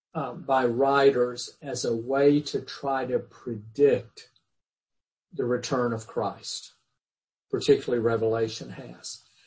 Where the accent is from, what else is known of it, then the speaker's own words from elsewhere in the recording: the Bible Belt, United States; when I was a kid growing up in the Bible Belt